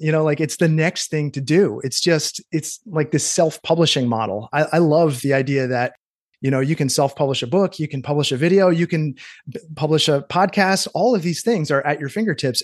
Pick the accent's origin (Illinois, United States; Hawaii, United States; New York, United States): New York, United States; Cooperstown; now in Maine, United States; my hometown, Cooperstown, New York, upstate New York